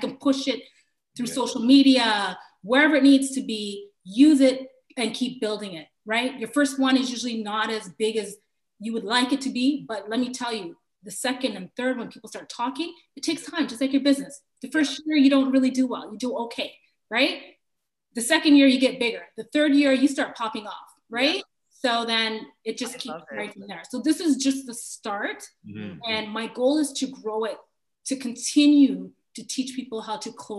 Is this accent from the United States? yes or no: no; Kitchener, Ontario, Canada; I grew up in Kitchener, Ontario.